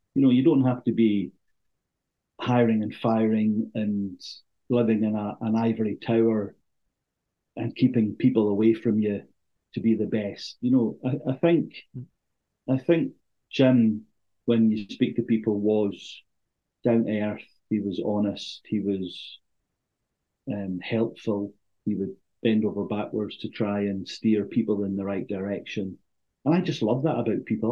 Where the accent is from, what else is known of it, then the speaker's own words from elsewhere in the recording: Thurso, Scotland, United Kingdom; I was born and bred in Thurso, spent my formative years there